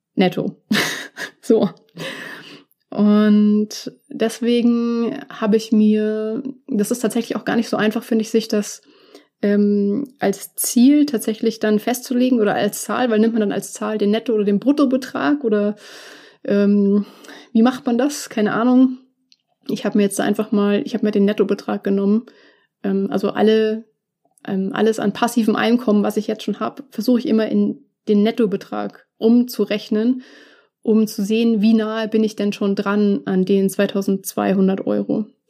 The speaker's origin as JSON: {"language": "German", "town": "Munich", "region": "Bavaria", "country": "Germany", "tie": "born or raised there", "said": "dass München meine, meine Heimatstadt ist und auch immer sein wird."}